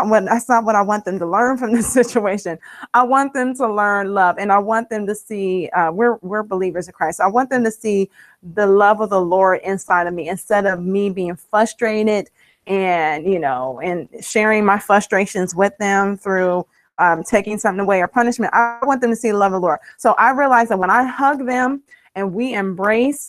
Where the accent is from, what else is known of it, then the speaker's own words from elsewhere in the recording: Ohio, United States; now in Maryland, United States; I live in Maryland. I'm from Ohio, but we reside here in Maryland